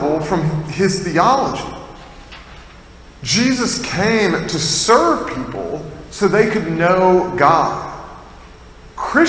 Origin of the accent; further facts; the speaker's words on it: Tennessee, United States; now in Massachusetts, United States; I'm not from Massachusetts originally, I'm from Tennessee